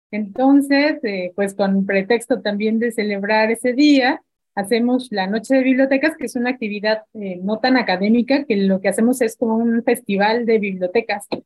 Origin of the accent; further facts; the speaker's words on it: Mexico City, Mexico; now in Oaxaca, Mexico; Yo tenía apenas dos años viviendo aquí, yo vengo de la Ciudad de México